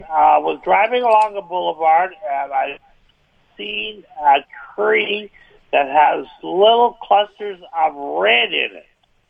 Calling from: Winnipeg, Manitoba, Canada; I'm calling from Winnipeg.

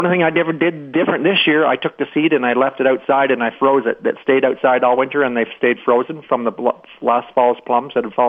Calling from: Brandon, Manitoba, Canada; I'm calling from Brandon.

